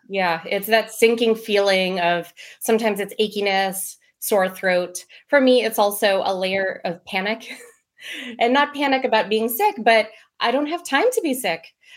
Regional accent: Maryland, United States; I was born and raised in Maryland

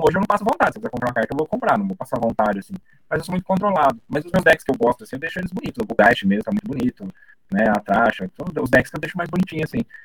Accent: Brazil; Não fui muito bem recebido como brasileiro

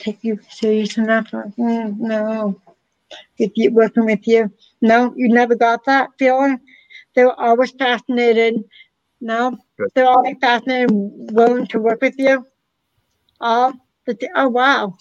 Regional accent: Massachusetts, United States; all four of us are from Massachusetts

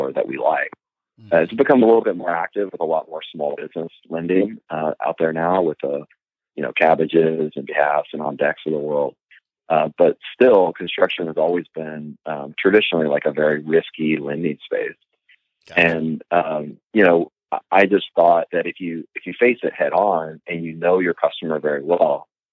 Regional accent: Houston, Texas, United States; I'm from Houston, Texas, and growing up, first job, actually before 16, before I could technically legally work, I jumped into construction, framing houses

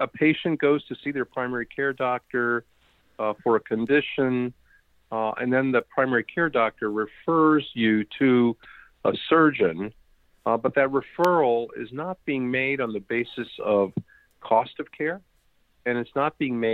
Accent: Washington, District of Columbia, United States; also born or lived in India; I grew up in the Washington, D.C. area

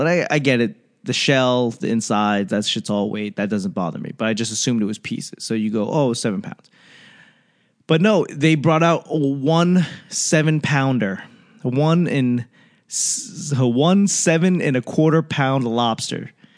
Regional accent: East Coast, United States; I'm from the East Coast.

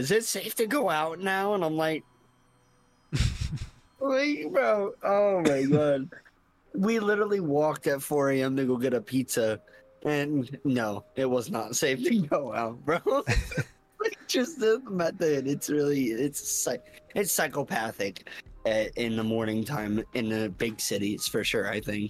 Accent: New York, United States; I'm born and raised in New York

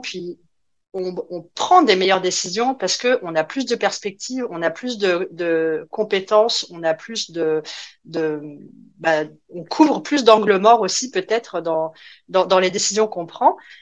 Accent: France; moved away; mon petit accent me trahit évidemment, donc, euh, je, je viens de la France.

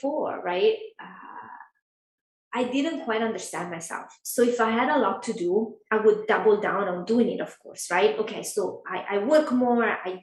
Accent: Italy; now in Los Angeles, United States; I'm from Italy

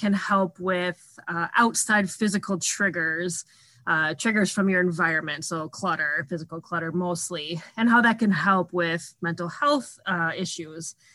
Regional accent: Minnesota, United States; I'm from Minnesota and lived here almost my whole life.

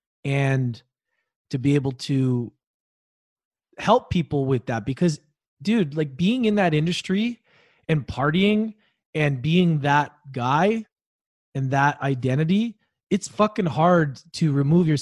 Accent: Canada; moved away as an adult; also born or lived in Australia; being Canadian, even living in Australia

